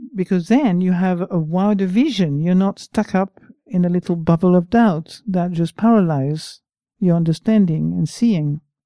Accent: France; English is a second language; moved away; I'm French, I'm not even English.

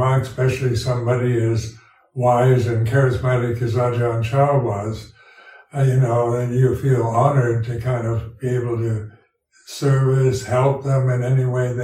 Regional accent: United States; moved away as an adult; also born or lived in Thailand; being an American, I was brought up with this strong individualistic approach

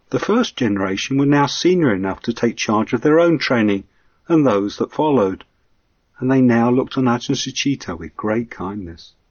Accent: England, United Kingdom; But then I'm an Englishman with that sense of fair play too.

